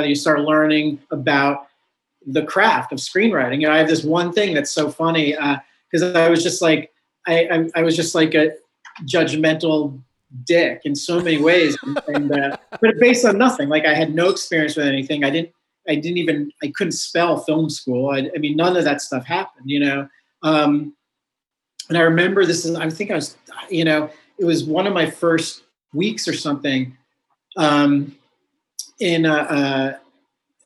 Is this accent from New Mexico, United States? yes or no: no; New York, United States; also born or lived in Colorado; I grew up in New York State. Like in the outer suburbs, probably like 80 miles north